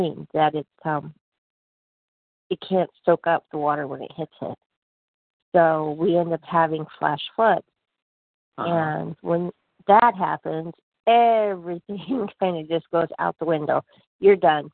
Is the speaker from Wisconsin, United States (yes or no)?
no; Oregon, United States; now in Arizona, United States; I grew up in Oregon, you know, and I was used to rain